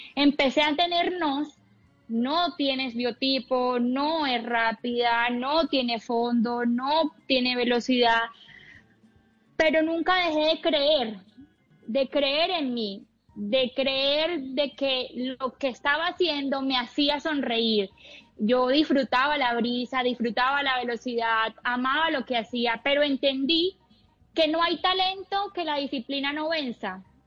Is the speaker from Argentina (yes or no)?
no; Cartagena, Bolívar, Colombia; salí de aquí de Cartagena a recorrer el mundo